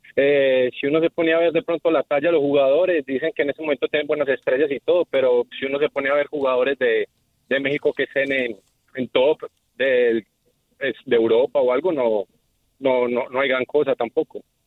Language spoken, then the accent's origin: Spanish; Colombia; soy colombiano